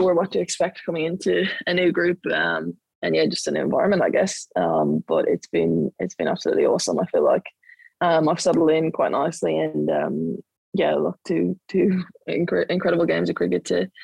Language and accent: English; Dublin, Leinster, Ireland; moved away as an adult; now in Victoria, Australia; I grew up in Dublin and Blackrock in Dublin